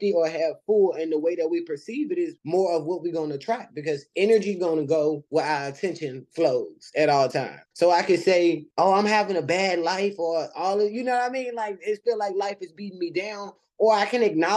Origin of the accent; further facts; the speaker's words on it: Richmond, Virginia, United States; I am originally from Richmond, Virginia, born and raised